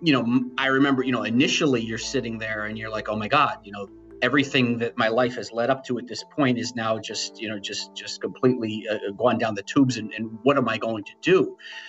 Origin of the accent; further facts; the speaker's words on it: New Britain, Connecticut, United States; I was the New Britain kid. I grew up in New Britain.